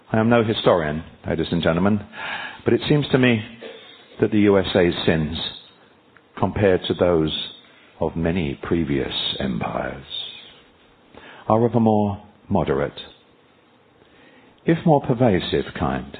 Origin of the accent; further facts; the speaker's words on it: United Kingdom; I was born in Britain